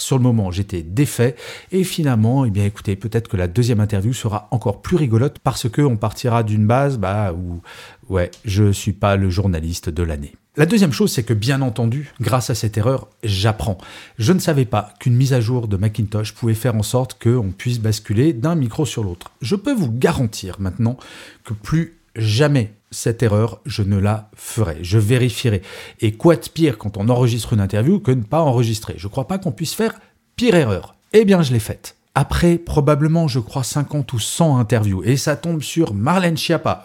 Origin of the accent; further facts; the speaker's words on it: Grenoble, Auvergne-Rhône-Alpes, France; D'origine, je suis grenoblois.